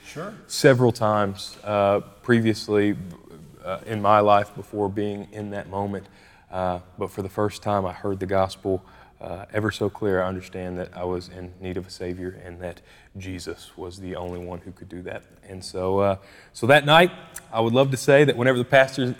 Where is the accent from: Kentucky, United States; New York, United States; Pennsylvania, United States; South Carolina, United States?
Kentucky, United States; Bardstown; we both actually ended up growing up in Bardstown, Kentucky. That's where we're both from.